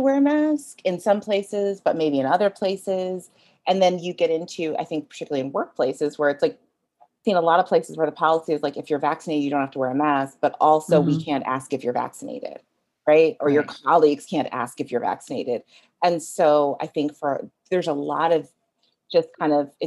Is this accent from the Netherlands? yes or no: no; Jamaica; I am Jamaican.